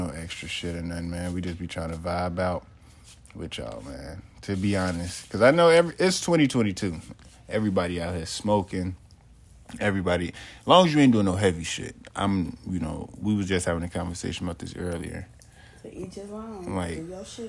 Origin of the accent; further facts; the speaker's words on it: Chicago, Illinois, United States; moved away; also born or lived in Nebraska; I'm from Chicago